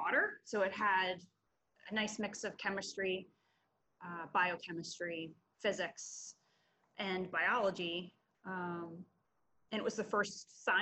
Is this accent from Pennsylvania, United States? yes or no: yes; Berks County, Pennsylvania, United States; I'm a Berks County girl